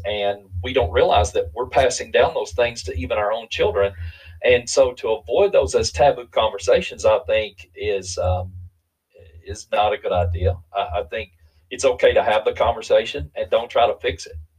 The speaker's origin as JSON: {"language": "English", "region": "Eastern Kentucky", "country": "United States", "said": "being from a different culture, I'm from Eastern Kentucky"}